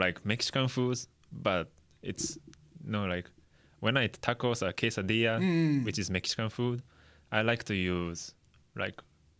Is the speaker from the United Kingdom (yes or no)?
no; Chiba, Japan; English is a second language; moved away as an adult; now in United States; I'm from Tokyo. I mean, actually, I'm from Chiba. It's like 30 minutes away from Tokyo. Yeah, but we have ocean, beach, and we also have a good food.